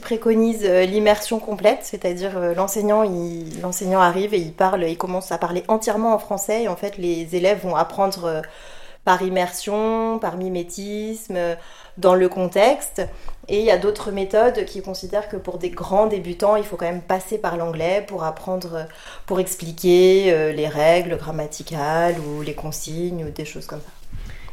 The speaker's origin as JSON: {"language": "French", "country": "France", "also_born_or_lived": "Russia", "first_language": "French", "moved": "yes", "lives_now": "United Arab Emirates", "said": "je parle euh, le français, c'est ma langue maternelle. Ensuite, je parle japonais parce que ma mère est japonaise, donc je suis franco-japonaise"}